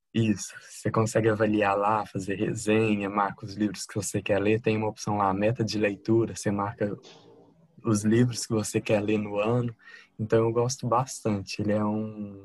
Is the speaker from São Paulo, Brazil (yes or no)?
no; Divinópolis, Minas Gerais, Brazil; Divinópolis, Minas Gerais